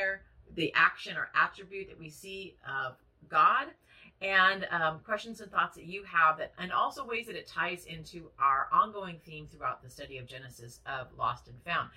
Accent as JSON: {"language": "English", "country": "United States", "said": "we are American, Western, 21st century women"}